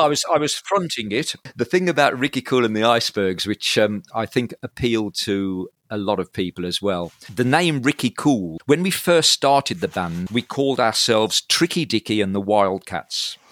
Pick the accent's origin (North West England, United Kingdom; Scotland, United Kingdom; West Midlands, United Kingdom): West Midlands, United Kingdom; Halesowen; also born or lived in Kidderminster; now in Birmingham, United Kingdom; Up until the age of, into my twenties, I was in Hales Owen